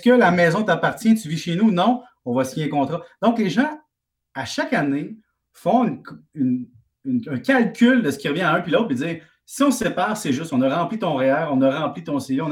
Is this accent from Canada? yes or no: yes; Salaberry-de-Valleyfield, Quebec, Canada; je viens de Valleyfield.